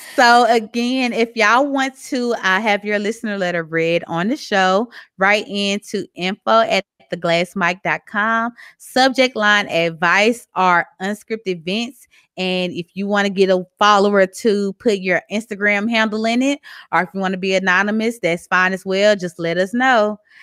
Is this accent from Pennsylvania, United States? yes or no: no; Mississippi, United States; accent: southern; moved away as an adult; now in Texas, United States; I have a very southern accent. I'm from Mississippi. I've been living in Texas for a year and some change.